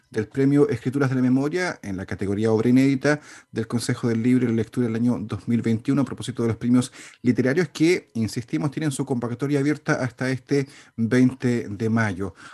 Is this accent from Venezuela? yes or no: no; Chile; a nivel general, como chilenos, como sociedad